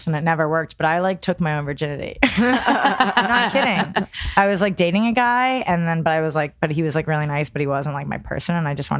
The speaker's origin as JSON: {"language": "English", "region": "New Jersey", "country": "United States"}